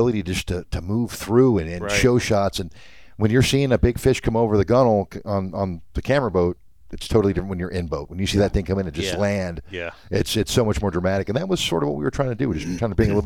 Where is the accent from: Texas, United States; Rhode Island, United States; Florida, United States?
Florida, United States; South; I grew up in South Florida